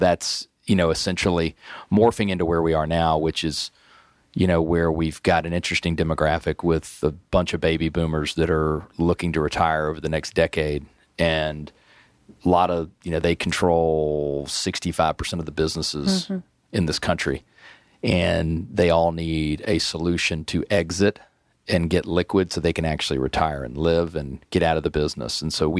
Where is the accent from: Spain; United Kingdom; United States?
United States; Atlanta, Georgia; also born or lived in Virginia; I grew up here in Atlanta. I went to Hampden-Sydney College in Virginia and came back here a lot of years ago